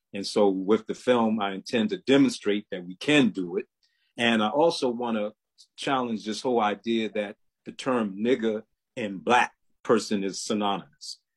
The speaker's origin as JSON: {"language": "English", "town": "Baltimore", "region": "Maryland", "country": "United States", "moved": "yes", "lives_now": "High Point, United States", "said": "I'm originally from Baltimore, Maryland, but I'm currently living in uh, High Point, North Carolina"}